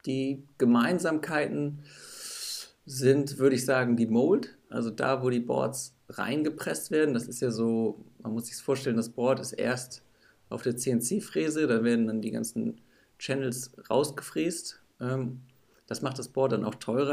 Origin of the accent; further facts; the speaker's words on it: Northern Germany, Germany; ich komme aus Norddeutschland